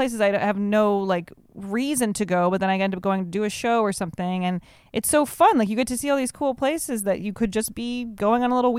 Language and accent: English; Evanston, Illinois, United States; born or raised there